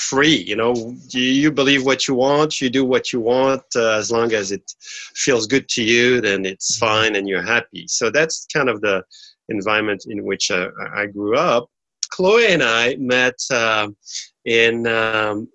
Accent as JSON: {"language": "English", "country": "France", "tie": "born or raised there", "said": "I was born and raised in France"}